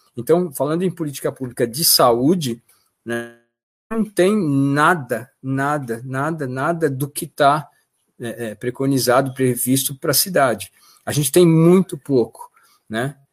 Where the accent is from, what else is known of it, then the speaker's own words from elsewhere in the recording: São Paulo, Brazil; moved away as an adult; now in Sorocaba, Brazil; eu sou paulistano